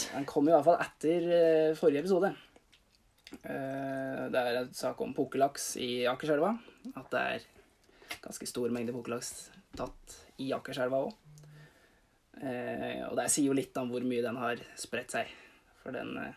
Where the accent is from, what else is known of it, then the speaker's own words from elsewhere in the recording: Bøverud, Toten, Innlandet, Norway; Jeg er fra Bøverud.